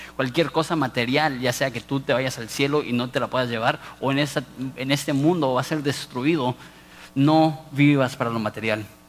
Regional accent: Mexico; also born or lived in Ensenada; como mexicanos

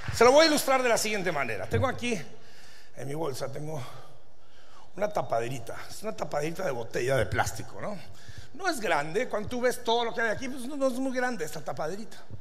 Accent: Durango, Mexico; Pues yo vengo de Durango

